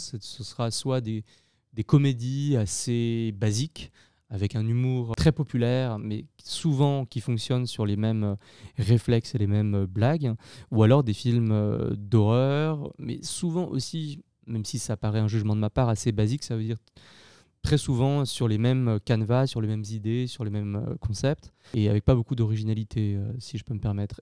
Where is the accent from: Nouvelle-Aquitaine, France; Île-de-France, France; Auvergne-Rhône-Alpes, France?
Auvergne-Rhône-Alpes, France; Lyon; J'ai grandi à Lyon, euh, une grande ville en France